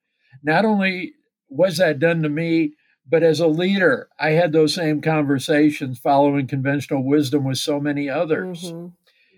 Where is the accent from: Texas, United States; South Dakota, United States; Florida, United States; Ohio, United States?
South Dakota, United States; southern; now in Plano, United States; we have lived here since 79, but I'm a native from the Deep South. I grew up in the southern part of South Dakota.